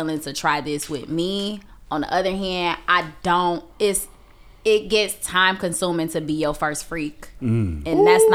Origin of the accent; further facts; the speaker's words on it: Chicago, Illinois, United States; I'm from Inglewood